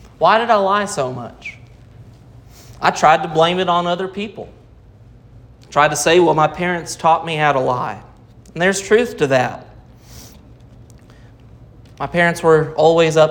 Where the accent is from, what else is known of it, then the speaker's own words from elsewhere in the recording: Rogers, Arkansas, United States; I was born in Rogers, Arkansas